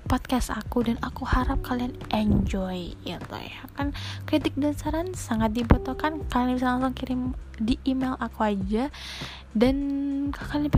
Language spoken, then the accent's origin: Indonesian; East Java, Indonesia; accent: medok; kan saya bukan orang Jakarta jadi bukan gak bisa bilang lo gue lo gue ini nggak bisa ini saya asli orang Jawa Timur jadi rada medok ya maafin ya kan ini kan namanya pembawaan lokal